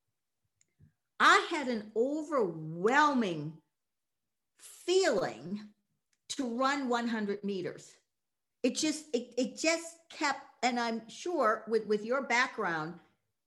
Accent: Massachusetts, United States; moved away as an adult; also born or lived in Boston area; now in Tacoma, United States; I was raised in Massachusetts in a white conservative town

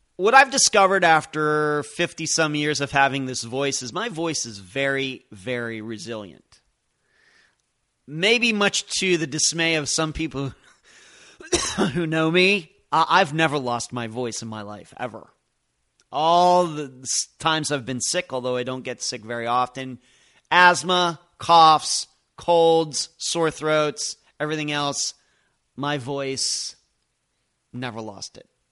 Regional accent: Lynchburg, Pennsylvania, United States; also born or lived in Madeira Beach, Florida; now in Clearwater Beach, United States; where I grew up in Lynchburg, Pennsylvania

